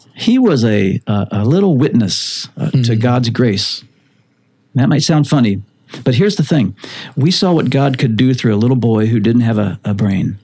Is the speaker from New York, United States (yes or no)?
no; South Florida coast, United States; also born or lived in Illinois; I was a a good surfer growing up on the South Florida coast